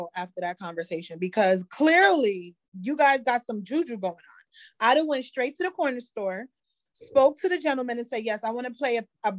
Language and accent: English; Jamaica; I'm Jamaican.